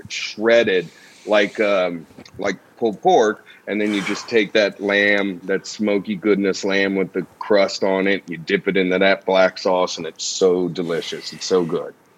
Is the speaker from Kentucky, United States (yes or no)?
yes; Kentucky, United States; my hometown. Kentucky isn't very well known